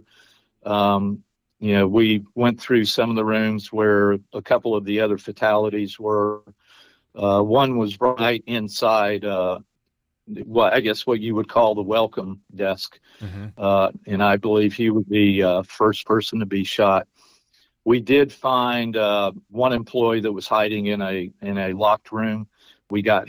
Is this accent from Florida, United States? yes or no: yes; Pensacola, Florida, United States; I'm from Pensacola. My dad's retired Navy, and I mean, we've always had foreign flight students here.